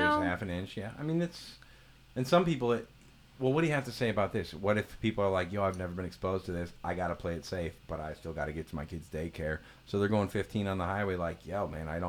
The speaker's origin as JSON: {"language": "English", "town": "St. Louis", "region": "Missouri", "country": "United States", "tie": "born or raised there", "said": "I grew up in a suburb of St. Louis"}